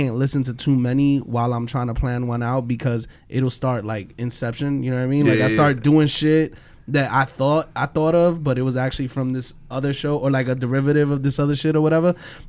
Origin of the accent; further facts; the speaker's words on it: Brooklyn, New York, United States; There's some nigga from Brooklyn. I'm also from Brooklyn.